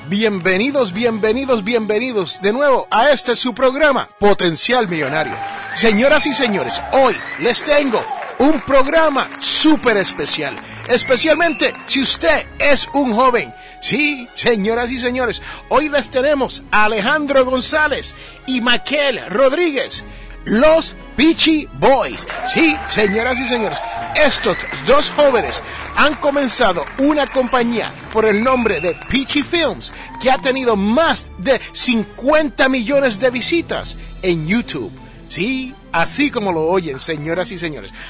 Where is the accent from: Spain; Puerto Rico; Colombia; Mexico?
Puerto Rico; yo soy boricua